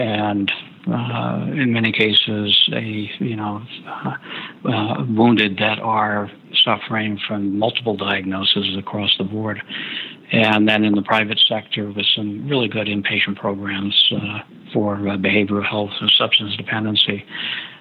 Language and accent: English; Fairbanks, Alaska, United States; I'm from Fairbanks, Alaska